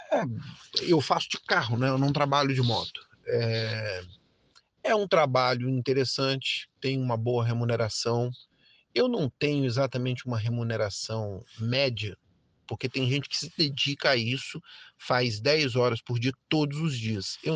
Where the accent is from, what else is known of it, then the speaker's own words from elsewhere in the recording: Brasília, Federal District, Brazil; é, tenho 53 anos, é, sou de Brasília, nascido e criado.